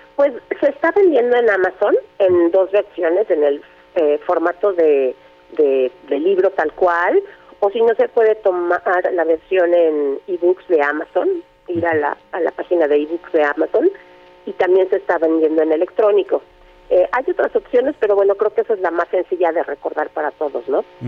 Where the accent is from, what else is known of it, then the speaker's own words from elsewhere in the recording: Mexico; also born or lived in Sierra Norte de Puebla; como mexicanos